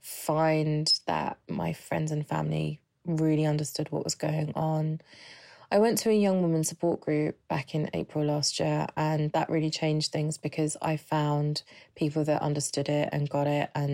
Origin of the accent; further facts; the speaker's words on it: London, United Kingdom; I'm from London.